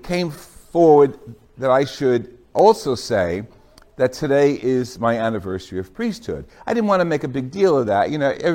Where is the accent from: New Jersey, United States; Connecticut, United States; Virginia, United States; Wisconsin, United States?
New Jersey, United States; Jersey City; I was raised in Holy Rosary, Queen of the Holy Rosary Parish in Jersey City, New Jersey